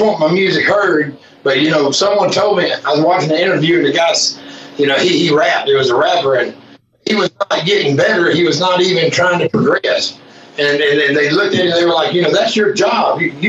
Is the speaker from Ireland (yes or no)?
no; the South, United States; Back of my vest, you know, that I'm from the South.